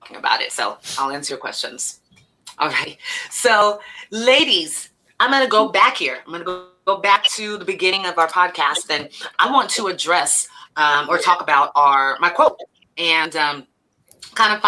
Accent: Elk Grove, California, United States; I grew up in Elk Grove

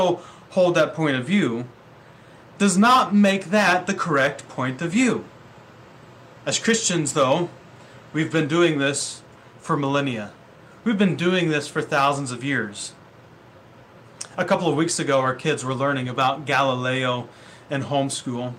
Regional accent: Ohio, United States; moved away as an adult; now in Vancouver, Washington, United States; I grew up in the Midwest in Ohio

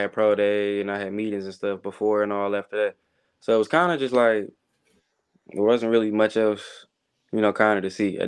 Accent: Detroit, Michigan, United States; moved away as an adult; now in Kansas City, United States; I'm from Detroit.

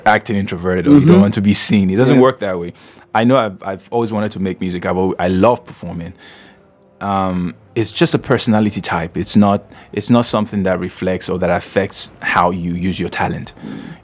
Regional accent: Edo, Nigeria; I'm from Edo State, born in Edo State, raised in Edo State.

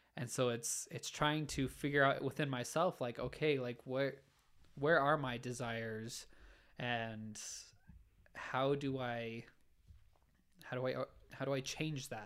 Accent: Orem, Utah, United States; I grew up in Orem, Utah.

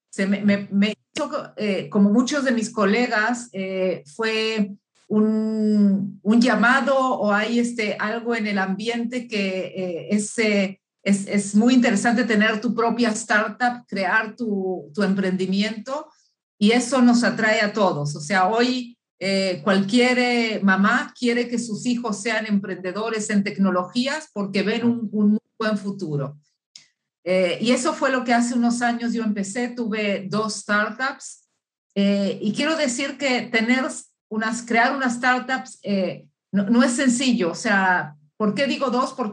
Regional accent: Uruguay; born there; moved away; also born or lived in Chile / Argentina / Mexico / Boston, United States; yo soy nacida en Uruguay y viví en muchos países de América Latina, viví en Chile, viví en Argentina, viví en México muchos años y también este, un poco estuve en Boston, en, en Estados Unidos. Por eso que mi acento es una combinación de, varios eh, países.

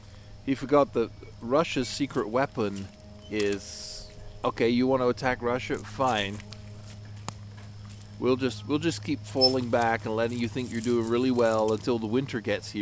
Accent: England, United Kingdom; now in United States; We used to have Dukes of Hazzard over in England

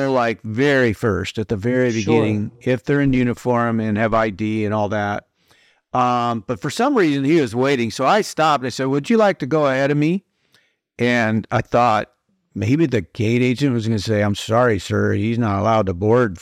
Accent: Iowa, United States; now in Tennessee, United States; I'm from Iowa in the Midwest originally

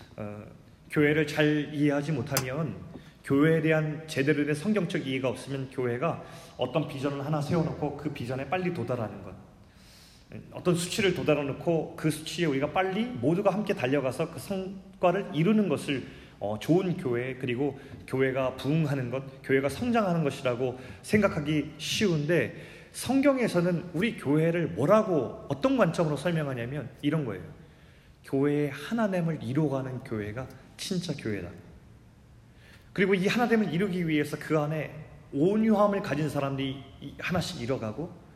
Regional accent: South Korea; 제가 한국에서 태어났다는 것

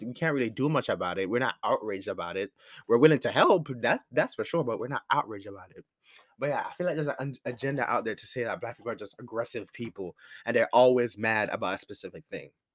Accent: Jamaica; as a Jamaican, coming from the island

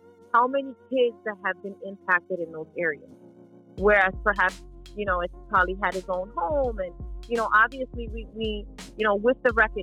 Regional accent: Philadelphia, Pennsylvania, United States; I was born and raised in Philly

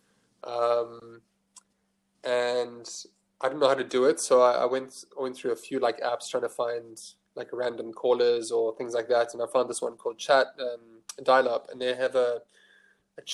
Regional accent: Johannesburg, Gauteng, South Africa; moved away as an adult; now in Cape Town, South Africa; I'm from Johannesburg

